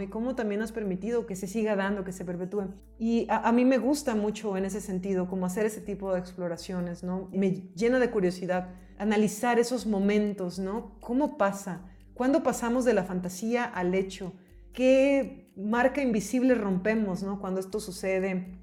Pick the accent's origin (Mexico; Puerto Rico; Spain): Mexico; nací en México